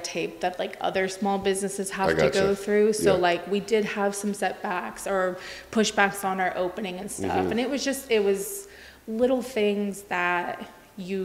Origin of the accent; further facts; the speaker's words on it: West Coast, United States; moved away; I'm from the West Coast